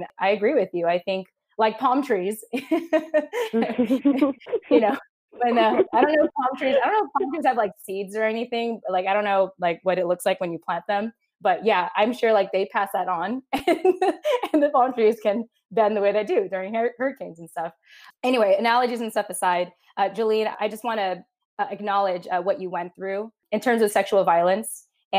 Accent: Philippines; I feel like a good way to describe us as Filipino women is almost like cockroaches.

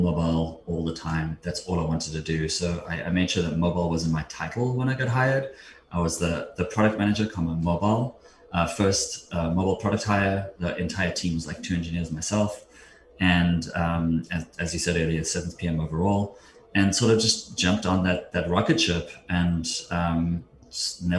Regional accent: South Africa; moved away as an adult; now in United States; I grew up in South Africa, moved to the States in 2002.

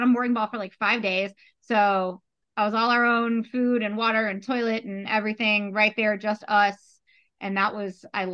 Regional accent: Gulf Coast of Florida, United States; moved away; I'm originally from the Gulf Coast of Florida.

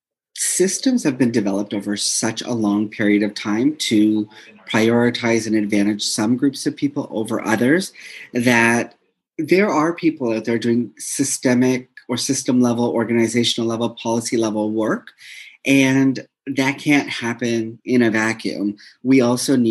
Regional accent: Toronto, Ontario, Canada; moved away as an adult; now in Winnipeg, Canada; I'm pretty much born and raised in Toronto, and I recently relocated to Winnipeg, Manitoba

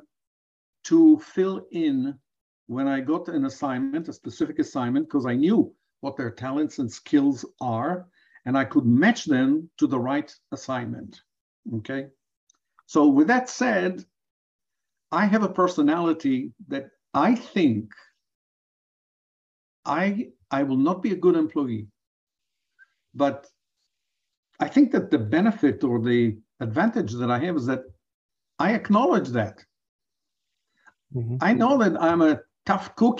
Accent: Israel; moved away as an adult; also born or lived in Johannesburg, South Africa; now in Chicago, United States; in my home country at the time, in Israel of 1980, I did not have anybody to learn from

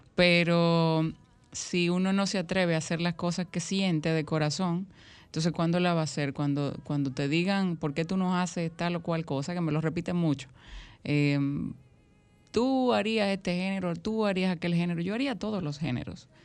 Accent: Dominican Republic; nosotros como dominicanos

